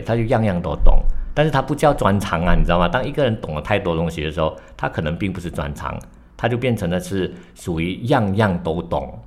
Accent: Malaysia; 作为马来西亚人呢

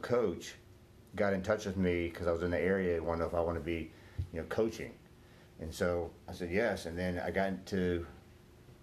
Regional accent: Herndon, Virginia, United States; So I wasn't born here, but I was born in West Virginia, but moved here back in 1972.

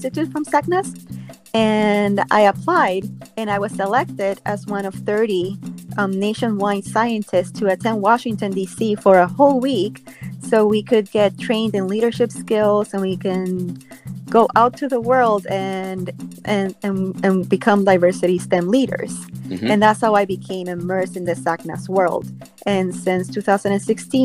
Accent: Puerto Rico; moved away; I am from Puerto Rico. I am from a town on the east coast

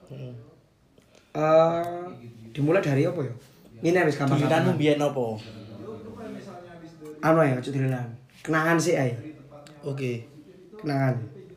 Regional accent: Kepanjen, East Java, Indonesia; also born or lived in Kediri; Aslinya aku lahir di keluarga mamaku di Kediri. Ku. Oh. Kediri terus aku hidup di Kepanjen. Kepanjen itu sebuah kawasan ya, kawasan di Malang Selatan yang sering disebut dengan ibu kota Malang Selatan Kepanjen.

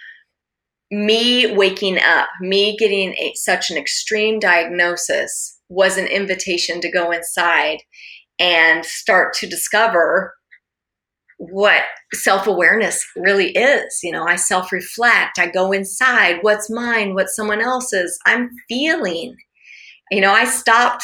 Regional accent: Alaska, United States; I grew up in Alaska

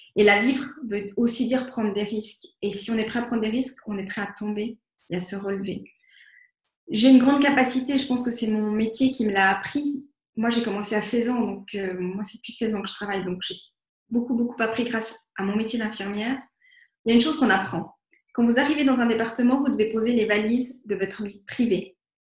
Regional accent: Vevey, Vaud, Switzerland; je viens de Vevey

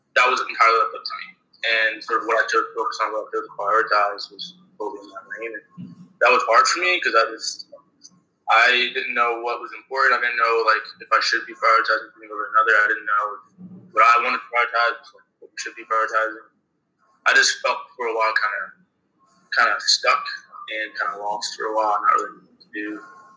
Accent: New York, United States; I'm from New York originally

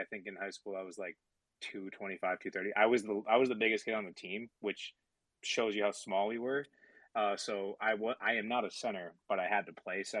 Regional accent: New Jersey, United States; Yeah, I'm from Jersey.

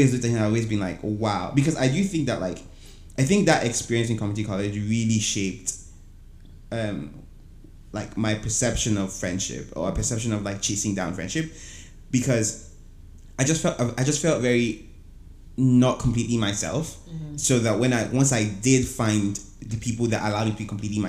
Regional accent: Abuja, Federal Capital Territory, Nigeria; moved away as an adult; also born or lived in Owerri, Imo State; now in Houston, United States; I grew up in Abuja

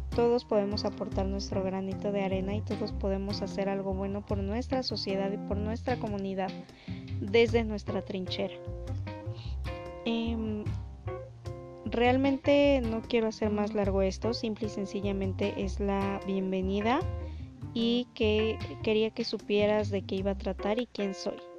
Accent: Mexico; Soy mexicana.

